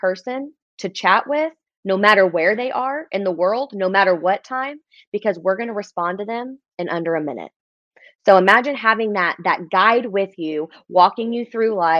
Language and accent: English; Oklahoma City, Oklahoma, United States; born and raised in Oklahoma City, Oklahoma